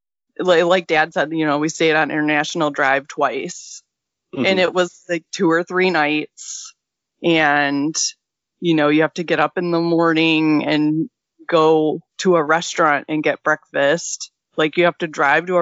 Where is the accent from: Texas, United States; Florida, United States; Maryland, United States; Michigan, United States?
Michigan, United States; we're from Michigan, guys, so we call northern Michigan up north.